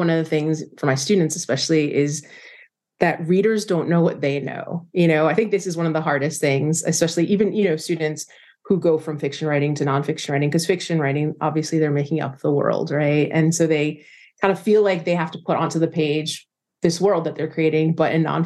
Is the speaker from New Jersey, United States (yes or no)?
yes; New Jersey, United States; I grew up in New Jersey